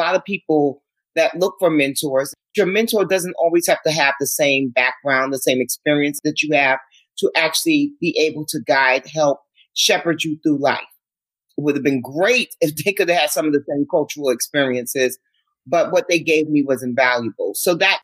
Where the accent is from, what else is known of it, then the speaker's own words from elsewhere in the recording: New York City, New York, United States; I could have said I was from Manhattan because I am from Manhattan, but I chose to say I was from Harlem